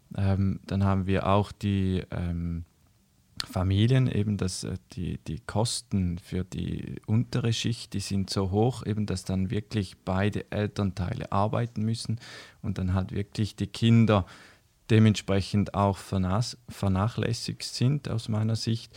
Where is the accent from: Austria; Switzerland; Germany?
Switzerland; bei uns in der Schweiz